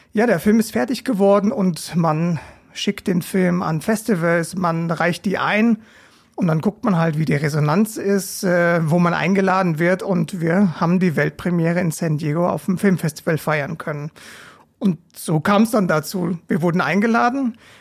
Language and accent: German; Regensburg, Bavaria, Germany; moved away as an adult; now in Mainz, Germany; ich lebe in Mainz, bin aber gebürtiger Regensburger